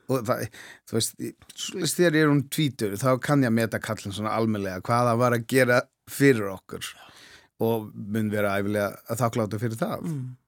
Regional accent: Klaksvík, Norðoyar, Faroe Islands; Icelandic is a second language; moved away as an adult; also born or lived in Árnafjørður, Faroe Islands; now in Iceland; ég er halvur frá Klagsvík já. sem er næstæstu bæinn, svo er halvur frá Árnarfyrðu

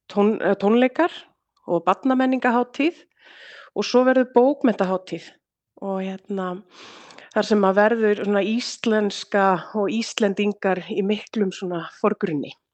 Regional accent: Akureyri, Northeastern Region, Iceland; moved away as an adult; now in Lørenskog, Norway; ég kem frá Akureyri

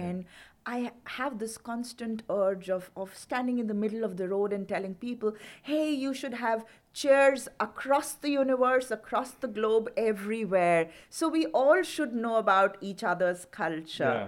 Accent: Delhi, India; moved away as an adult; now in Reykjavik, Iceland; I am, uh, staying in Delhi since my birth

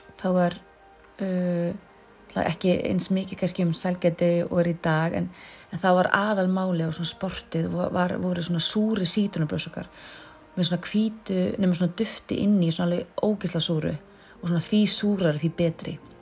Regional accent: Mosfellsbær, Capital Region, Iceland; æskuminningum okkar og alast upp í Mósesveit

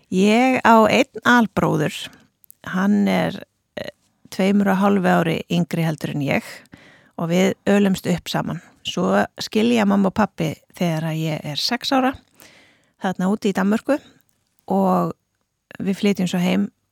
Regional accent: Reykjavík, Capital Region, Iceland; also born or lived in Denmark; now in Akranes, Iceland; ég er fætt hérna í Reykjavík uh, en flytt til Danmerkur þegar ég er innan við Árskömmul, þar sem ég bjó fyrstu sex árin.

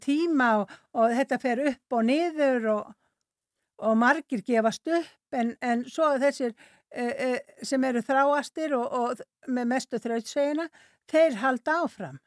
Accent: North Iceland, Iceland; also born or lived in Sweden; ég er að norðan

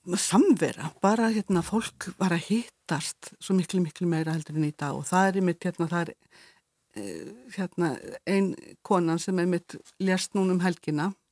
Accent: Eyrarbakki, Southern Region, Iceland; ég er frá Eirabakka

